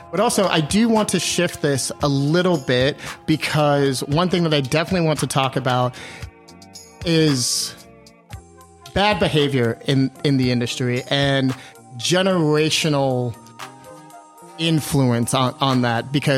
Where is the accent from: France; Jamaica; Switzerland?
Jamaica; I was like, I'm Jamaican. Give me this shit.